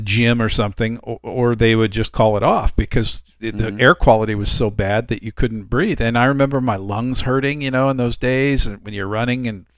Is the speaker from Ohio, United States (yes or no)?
no; Los Angeles, California, United States; while I was growing up in the San Fernando Valley